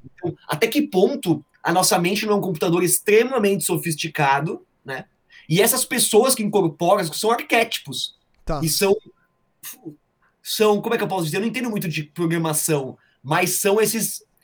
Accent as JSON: {"language": "Portuguese", "region": "São Paulo", "country": "Brazil", "moved": "yes", "lives_now": "Carapicuíba, Brazil", "said": "Eu sou cidadão santamarense, cara, eu não posso trair aí eu vim pra Carapicuíba aqui, mas, cara, eu sou de Santo Amaro"}